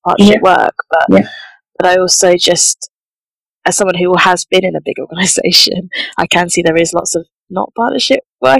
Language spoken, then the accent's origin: English; St Albans, East of England, United Kingdom; I grew up in St. Albans in a very, very white environment.